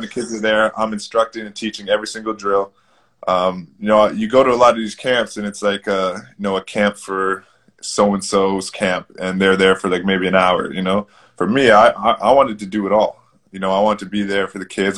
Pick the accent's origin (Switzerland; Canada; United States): Canada; Toronto, Ontario; where I grew up in Toronto.